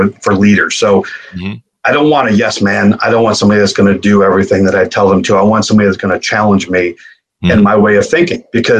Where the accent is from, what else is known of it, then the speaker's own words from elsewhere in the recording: Buffalo, New York, United States; I came from Buffalo, New York, which isn't the most exquisite and elaborate city out there